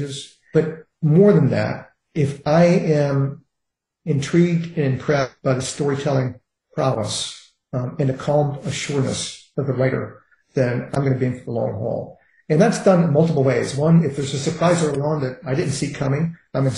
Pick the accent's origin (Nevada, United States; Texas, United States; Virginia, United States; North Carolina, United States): Virginia, United States; Richmond; when I grew up in Richmond, Virginia, in a heavily racist, heavily segregated society